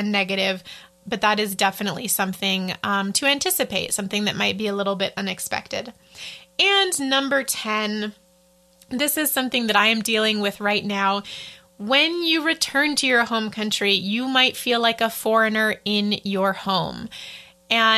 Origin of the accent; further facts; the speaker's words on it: United States; moved away as an adult; I'm an American